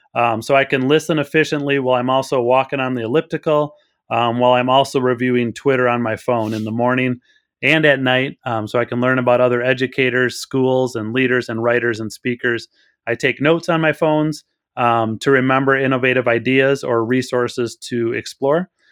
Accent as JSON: {"language": "English", "region": "Wisconsin", "country": "United States", "tie": "born or raised there", "moved": "yes", "lives_now": "Illinois, United States", "said": "I grew up in Wisconsin but I live in Illinois."}